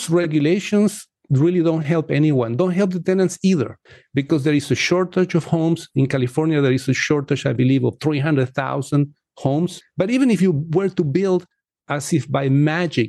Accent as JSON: {"language": "English", "country": "Chile", "moved": "yes", "lives_now": "United States", "said": "I come from Chile"}